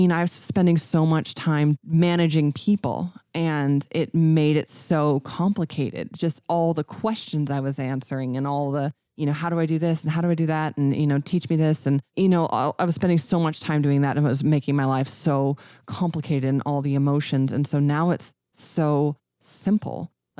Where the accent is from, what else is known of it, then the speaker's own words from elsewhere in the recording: Red Lodge, Montana, United States; And so we're doing a grand opening of a little bitty tiny office in Red Lodge. So